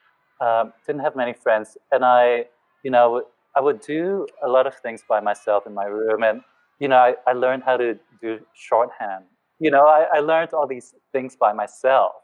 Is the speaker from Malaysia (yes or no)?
yes; Kuala Lumpur, Malaysia; moved away as an adult; also born or lived in Singapore; now in Australia; I grew up in Kuala Lumpur, Malaysia. Yeah. And I only came to Australia when I was about 19